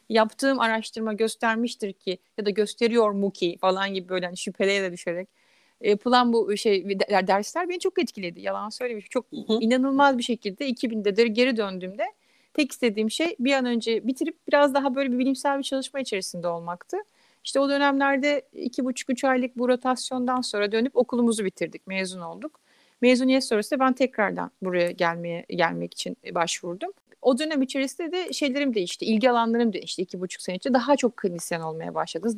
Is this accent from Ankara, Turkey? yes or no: no; Izmir, Turkey; moved away as an adult; now in New York, United States; Ben İzmirliyim.